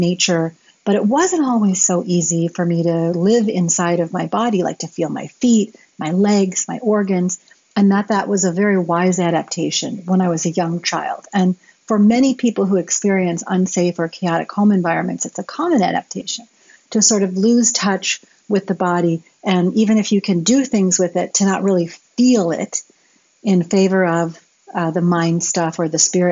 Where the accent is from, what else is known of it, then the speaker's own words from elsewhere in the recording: United States; Growing up in America in the 70s and 80s